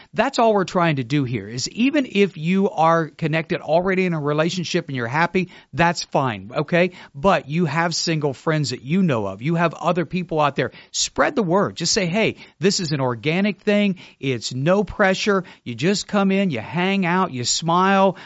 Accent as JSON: {"language": "English", "region": "Ohio", "country": "United States", "tie": "born or raised there", "moved": "yes", "lives_now": "Melbourne, United States", "said": "I was born in Ohio."}